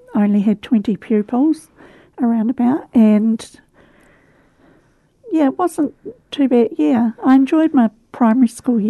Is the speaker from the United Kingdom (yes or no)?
yes; Canterbury, South East England, United Kingdom; Yes, I have.